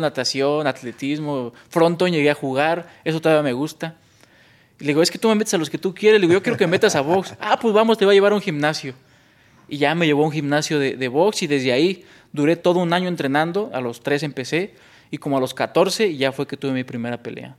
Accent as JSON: {"language": "Spanish", "town": "San Mateo Atenco", "region": "State of Mexico", "country": "Mexico", "tie": "born or raised there", "said": "yo soy de originario San Mateo Atenco"}